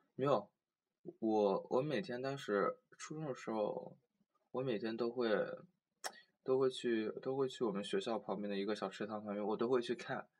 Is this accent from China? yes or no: yes; Changsha, Hunan, China; now in Nanjing, China; 我是长沙的嘛